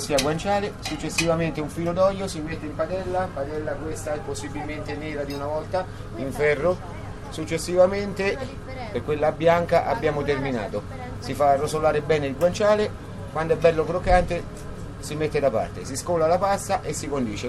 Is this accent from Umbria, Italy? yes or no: no; Amatrice, Lazio, Italy; also born or lived in Abruzzo (tradition); voglio rimanere alla matrice, voglio stare qui, voglio, eh, io sono innamorato delle mie montagne e della mia terra